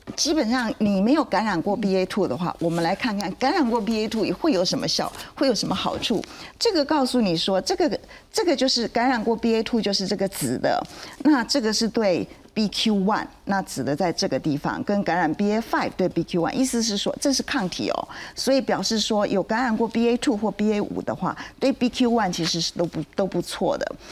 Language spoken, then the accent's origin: Chinese; Taiwan; 我们台湾人